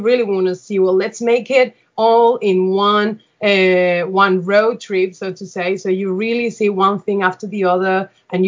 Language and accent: English; Seville, Andalusia, Spain; I am originally from Seville